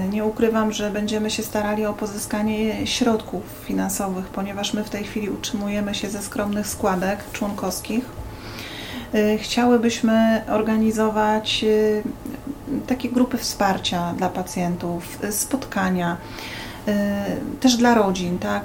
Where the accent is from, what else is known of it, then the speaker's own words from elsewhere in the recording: Bydgoszcz, Kuyavian-Pomeranian Voivodeship, Poland; pochodzę z Bydgoszczy